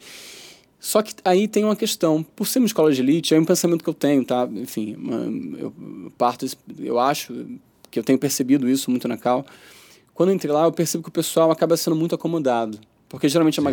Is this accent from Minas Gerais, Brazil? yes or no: no; Rio de Janeiro, Brazil; also born or lived in São Paulo, Brazil; vim pra cá